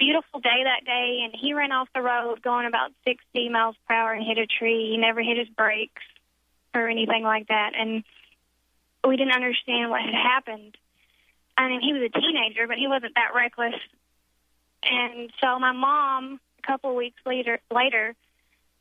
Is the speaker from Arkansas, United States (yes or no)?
yes; Pine Bluff, Arkansas, United States; also born or lived in Jonesboro, Arkansas; I'm from Pine Bluff, Arkansas, and I was going to school in Jonesboro, Arkansas, mm-hmm. which is about 2.5 hours from my hometown